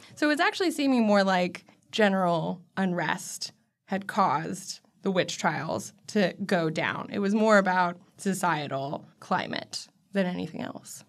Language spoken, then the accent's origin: English; Washington, United States; I grew up in Washington